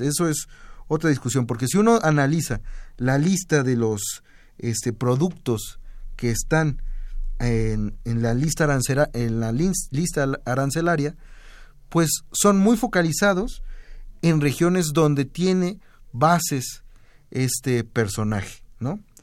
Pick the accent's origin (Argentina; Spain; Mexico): Mexico